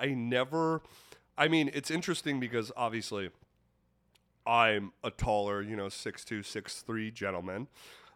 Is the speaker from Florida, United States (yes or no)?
no; Kansas City, Missouri, United States; I grew up in Kansas City. Mm-hmm. Right outside of Kansas City, Missouri